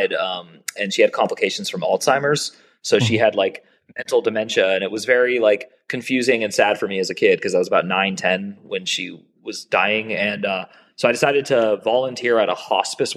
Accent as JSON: {"language": "English", "country": "United States", "tie": "born or raised there", "also_born_or_lived": "Pittsburgh, Pennsylvania / San Francisco", "said": "I was raised Jewish in America."}